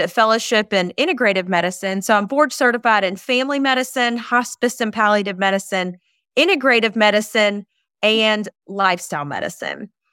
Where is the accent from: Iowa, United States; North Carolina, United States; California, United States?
North Carolina, United States; Eastern; also born or lived in Charlotte, North Carolina / Outer Banks, North Carolina; I am born and raised in Eastern North Carolina